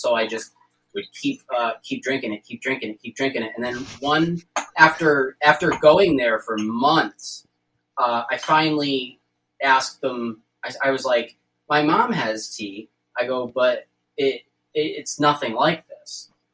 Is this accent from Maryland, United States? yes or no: no; New York, United States; I'm from New York